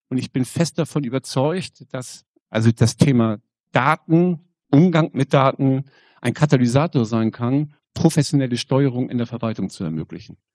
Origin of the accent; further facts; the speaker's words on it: Schleswig-Holstein, Germany; Äh, ich komme aus dem Kreis Pinneberg, sozusagen gleich um die Ecke hier. Und wir Kreise um die Stadt Hamburg herum, wir sprechen gerne nicht vom Speckgürtel, sondern vom Muskelring.